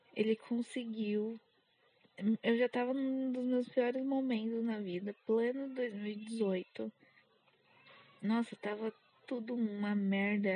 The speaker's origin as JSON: {"language": "Portuguese", "region": "São Paulo", "country": "Brazil", "accent": "paulistano", "said": "eu sou paulista. Então, às vezes eu acho que eu puxo muito R, apesar de todo paulistano falar que não tem sotaque. Eu sou extremamente paulistana"}